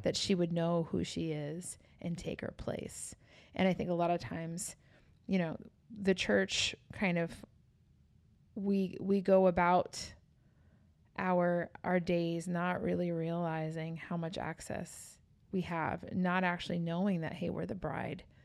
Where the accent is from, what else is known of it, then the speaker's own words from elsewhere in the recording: New York City, New York, United States; moved away; I was born and raised in New York City